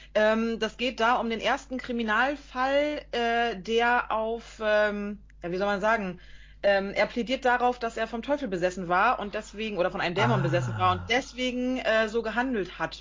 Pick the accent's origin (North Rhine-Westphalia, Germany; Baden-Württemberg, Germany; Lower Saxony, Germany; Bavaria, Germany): Lower Saxony, Germany; Emsland; Wir kommen aus dem Emsland